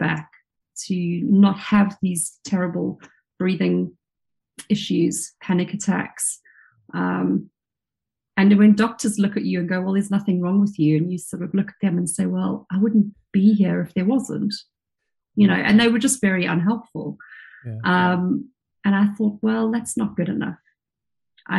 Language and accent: English; South Africa; now in England; as a child growing up in South Africa, I was always in the ocean, in the pool, swimming